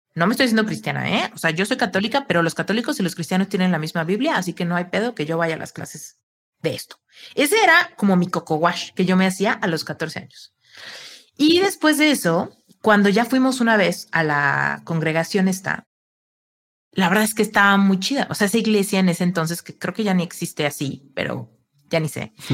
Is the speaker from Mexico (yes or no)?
yes; Mexico; Soy mexicana